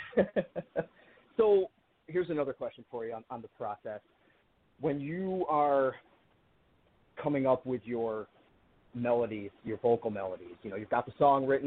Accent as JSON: {"language": "English", "town": "Buffalo", "region": "New York", "country": "United States", "said": "I'm from Buffalo, New York. I'm 20 minutes from Ontario, 90 minutes from Toronto"}